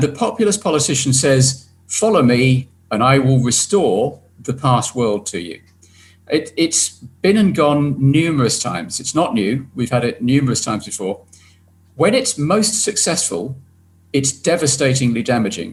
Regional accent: United Kingdom; my home country

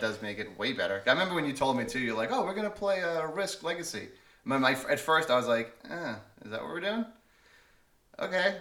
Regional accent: New York, United States; moved away; I'm from New York

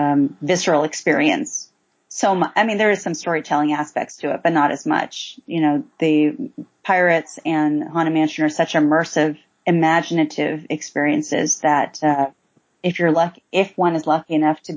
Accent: East Coast, United States; moved away; I was raised on the East Coast

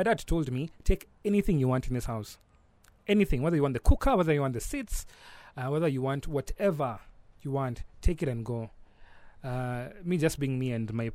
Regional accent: Nairobi, Kenya; I was born and brought up in Nairobi

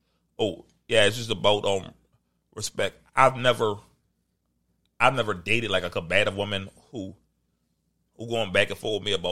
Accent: New Orleans, Louisiana, United States; I'm from New Orleans culture.

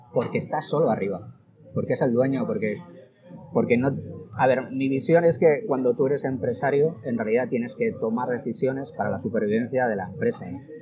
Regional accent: Logroño, La Rioja, Spain; moved away as an adult; also born or lived in Madrid; yo soy de Logroño y, me vine a, estudiar a Madrid la, carrera

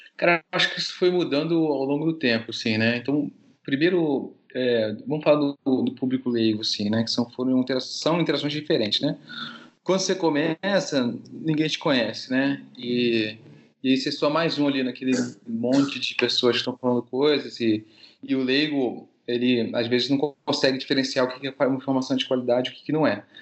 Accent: Rio de Janeiro, Brazil; also born or lived in Paris / Belgium; Eu sou carioca, então eu formei no Rio de Janeiro

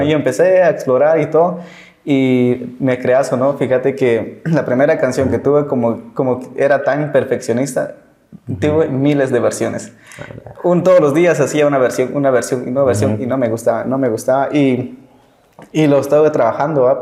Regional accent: San Juan La Laguna, Sololá, Guatemala; yo soy de San Juan Laguna

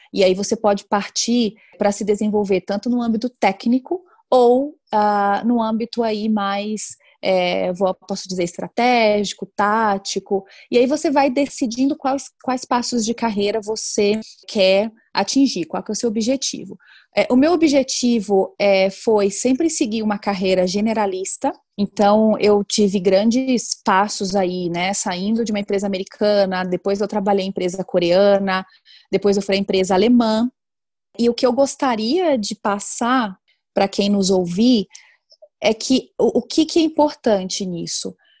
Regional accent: Salvador, Bahia, Brazil; moved away as an adult; also born or lived in Germany; eu sou baiana, né, nascida em Salvador, Bahia

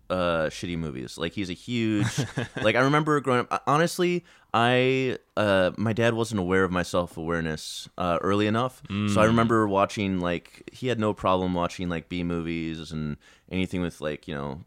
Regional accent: Virginia, United States; also born or lived in Chicago / Greensboro, North Carolina; I was born in Chicago, but then I moved down to North Carolina and then grew up primarily in Virginia.

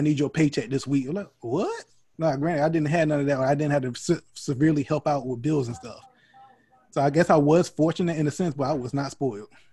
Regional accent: North Carolina, United States; I was growing up in North Carolina

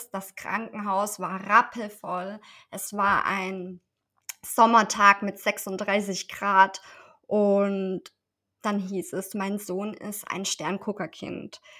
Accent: Esslingen, Baden-Württemberg, Germany; Ich komme aus Esslingen, das liegt in der Nähe von Stuttgart und bin Mama von zwei wundervollen Kindern.

